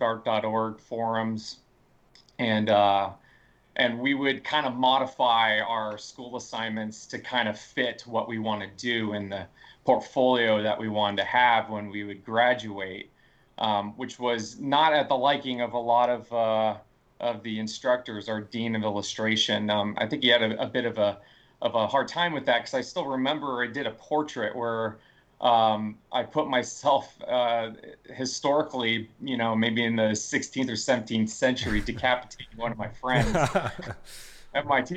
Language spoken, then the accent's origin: English; North Carolina, United States; moved away as an adult; also born or lived in Ohio; I grew up in North Carolina